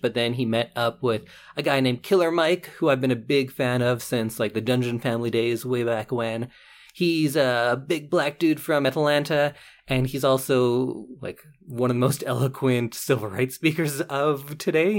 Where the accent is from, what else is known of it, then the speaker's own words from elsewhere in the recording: Edmonton, Alberta, Canada; I'm from West Edmonton